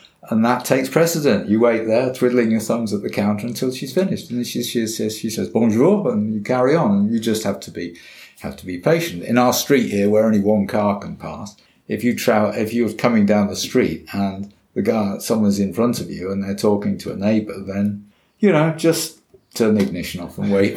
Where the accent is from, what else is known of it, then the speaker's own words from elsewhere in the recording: England, United Kingdom; moved away as an adult; now in France; I'm English